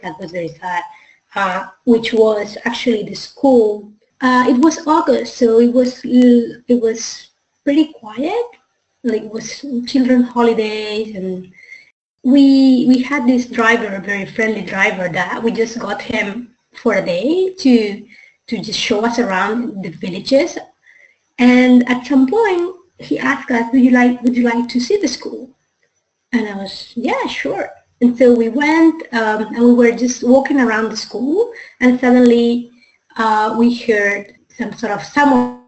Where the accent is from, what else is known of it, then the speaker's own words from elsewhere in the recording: Spain; moved away as an adult; now in Hong Kong; I come originally from Spain, and I've been living in Asia, in Hong Kong actually, for the last 5 years